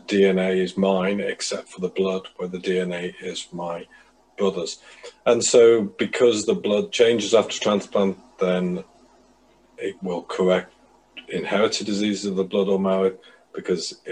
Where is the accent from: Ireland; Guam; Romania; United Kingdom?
United Kingdom; Liverpool, North West England; moved away as an adult; also born or lived in Cambridge / London; now in Manchester, United Kingdom; I was brought up in Liverpool.